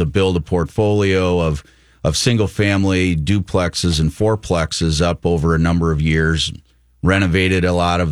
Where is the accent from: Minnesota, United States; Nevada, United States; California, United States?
Minnesota, United States; Minneapolis; as a young adult growing up in the Twin Cities, I got to spend my summers, fortunately, down on my uncle's farm in southeastern Minnesota